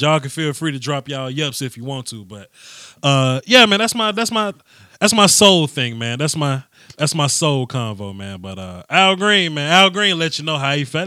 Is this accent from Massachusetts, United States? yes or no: no; Mississippi, United States; also born or lived in Houston; now in Dallas, United States; I'm from Mississippi